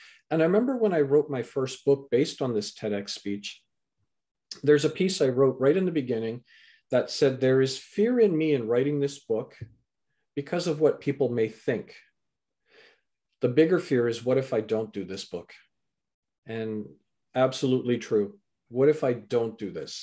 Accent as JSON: {"language": "English", "country": "Canada", "tie": "born or raised there", "also_born_or_lived": "England", "said": "so I was born in England, raised in Canada"}